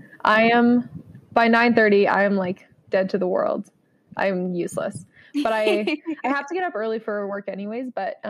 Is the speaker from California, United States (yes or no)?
no; Elmira, New York, United States; I grew up in Elmira.